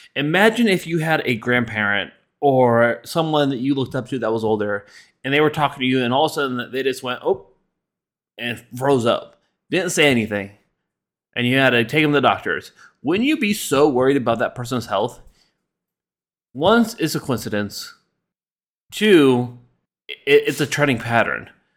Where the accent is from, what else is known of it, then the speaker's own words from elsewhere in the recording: United States; we as American citizens